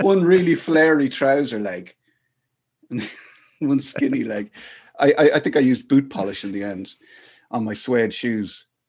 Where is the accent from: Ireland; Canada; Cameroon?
Ireland; Athlone, Leinster; I grew up in Athlone mostly.